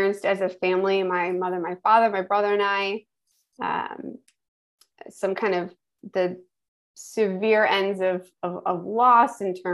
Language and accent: English; Schenectady, New York, United States; I'm originally from Schenectady, New York. So upstate New York